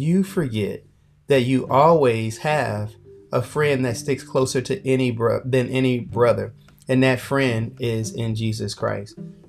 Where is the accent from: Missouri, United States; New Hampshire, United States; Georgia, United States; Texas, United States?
Missouri, United States; We've been, of course, to Missouri. We're from Missouri.